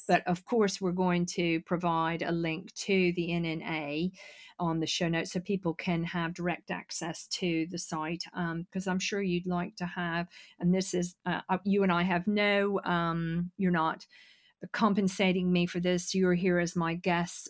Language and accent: English; United States; now in United Kingdom; being American